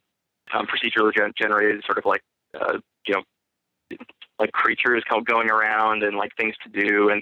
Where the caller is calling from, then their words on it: Keene, New Hampshire, United States; from Keene, New Hampshire.